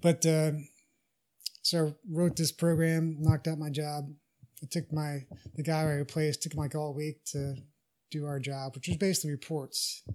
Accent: Texas, United States; I'm from Texas

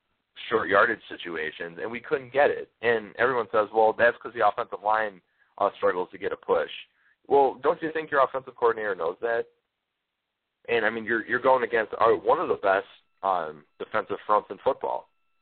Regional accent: Midwest, United States; I constantly talk how I'm from the Midwest.

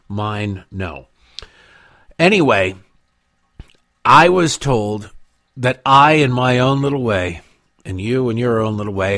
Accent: Detroit, Michigan, United States; It was, and growing up in Detroit, it was constantly news, and the news was we were killing Canada.

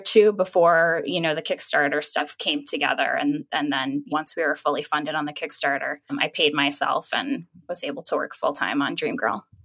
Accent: New York City, New York, United States; I'm a New Yorker.

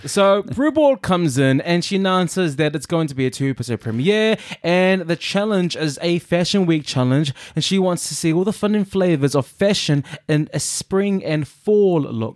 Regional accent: New Zealand; also born or lived in Samoa; me growing up in New Zealand

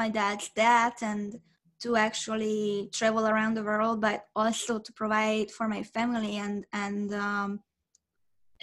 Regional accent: Budapest, Hungary; English is a second language; now in Orange County, United States; I'm originally from Budapest, Hungary. I was born and raised in Hungary.

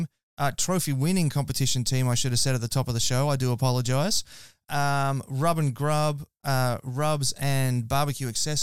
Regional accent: Queensland, Australia; I'm from Queensland

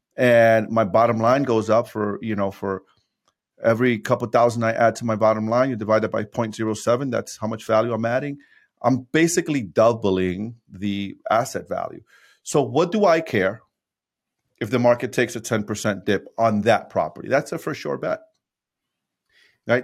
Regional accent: New York City, New York, United States; also born or lived in Dominican Republic; born and raised in New York City.

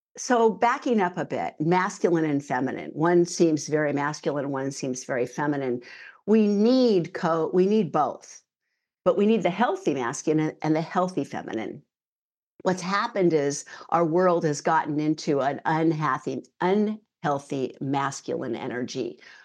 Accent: San Francisco Bay Area, California, United States; moved away as an adult; now in New Zealand; I grew up in the San Francisco Bay Area

